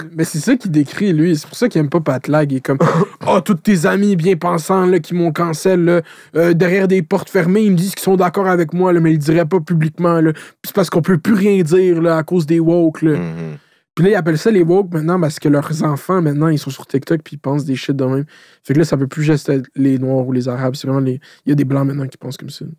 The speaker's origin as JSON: {"language": "French", "region": "Quebec", "country": "Canada", "tie": "born or raised there", "said": "je suis tout le temps habité au Québec, je suis québécois de souche"}